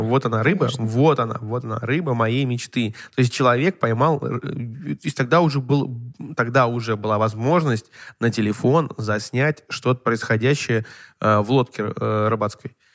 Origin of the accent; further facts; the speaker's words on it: Orenburg, Orenburg Oblast, Russia; я жил в Оренбурге, мне было одиннадцать лет